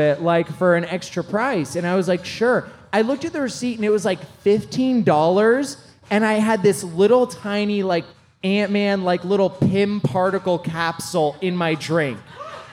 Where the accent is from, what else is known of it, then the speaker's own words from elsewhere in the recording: Idaho, United States; moved away as an adult; now in Los Angeles, United States; Growing up in Idaho